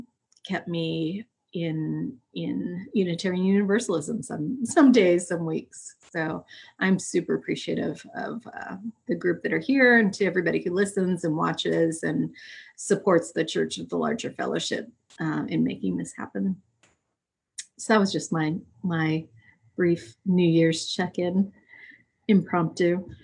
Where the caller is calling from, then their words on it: Charlottesville, Virginia, United States; I'm joining you from Charlottesville, Virginia.